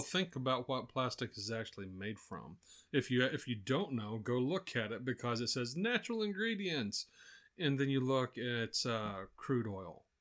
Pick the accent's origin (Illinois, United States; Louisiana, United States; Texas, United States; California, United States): Texas, United States; growing up in Texas here